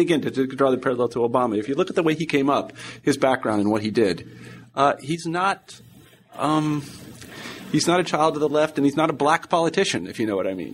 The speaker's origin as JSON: {"language": "English", "region": "Kansas", "country": "United States", "said": "I'm from Kansas"}